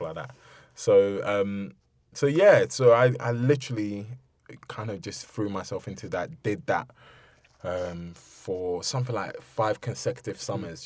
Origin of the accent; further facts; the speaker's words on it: London, United Kingdom; also born or lived in Ibadan, Nigeria; growing up in Bermondsey um, going to school